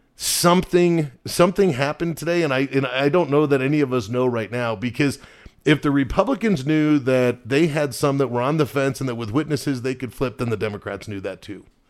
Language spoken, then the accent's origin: English; United States; as an American